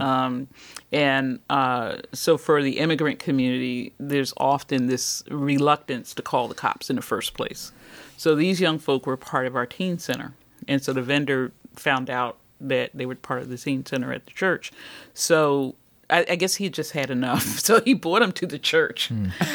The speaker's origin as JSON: {"language": "English", "town": "Philadelphia", "region": "Pennsylvania", "country": "United States", "said": "I'm from West Philly. Uh-huh. I'm an urban kid"}